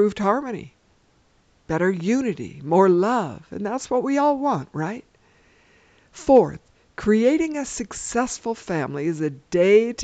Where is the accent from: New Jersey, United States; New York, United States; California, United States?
California, United States; Los Angeles; I grew up in Los Angeles, California